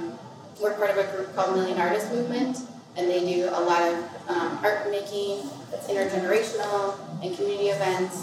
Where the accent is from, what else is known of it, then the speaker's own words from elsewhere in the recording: Minnesota, United States; moved away as an adult; also born or lived in Brooklyn, New York; my experience growing up in Minnesota, where I always felt like I didn't quite fit